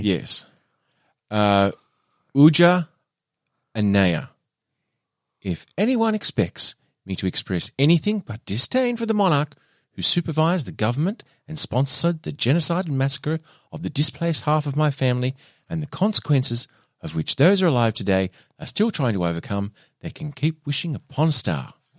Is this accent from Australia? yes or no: yes; Australia; also born or lived in Burnie, Tasmania; we are white Australian males